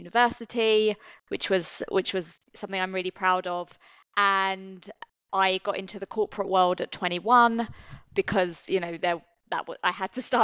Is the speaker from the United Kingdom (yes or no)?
yes; London, United Kingdom; moved away as an adult; now in Singapore; I'm from the UK originally. I'm from London, born and bred